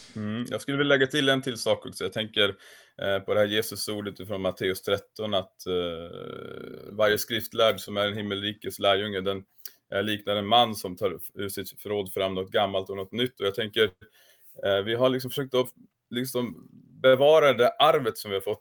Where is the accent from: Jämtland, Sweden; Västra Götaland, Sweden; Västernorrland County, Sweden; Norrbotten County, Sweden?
Västernorrland County, Sweden; Kramfors; moved away as an adult; now in Sigtuna, Sweden; jag kommer från Kramfors i grund och botten, uppvuxen i samma församling som Thomas Sjödin